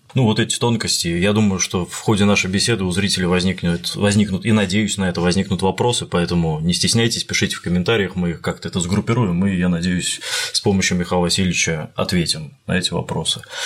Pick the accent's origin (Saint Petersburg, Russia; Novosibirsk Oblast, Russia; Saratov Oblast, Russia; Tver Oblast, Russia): Tver Oblast, Russia; Tver; я приезжал в Санкт-Петербург из Твери, из моего родного города